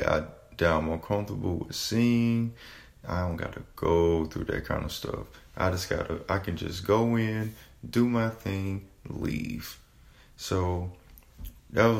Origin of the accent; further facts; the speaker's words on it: South Carolina, United States; moved away as an adult; now in North Carolina, United States; I'm originally was born and raised in South Carolina. I moved to North Carolina in May of 2017